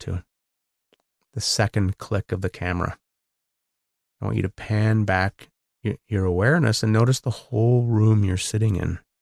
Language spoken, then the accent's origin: English; Canada; I'm Canadian. I live across the border